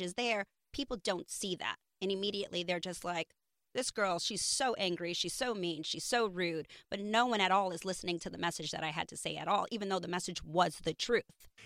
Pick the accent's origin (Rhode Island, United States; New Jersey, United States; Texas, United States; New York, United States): New York, United States; I grew up in New York